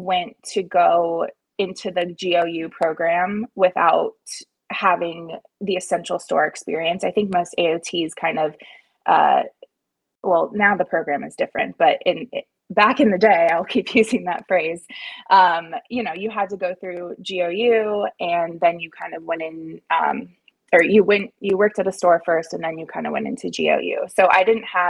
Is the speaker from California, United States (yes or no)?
yes; San Diego, California, United States; moved away as an adult; also born or lived in Pleasant Hill; I am born and raised in San Diego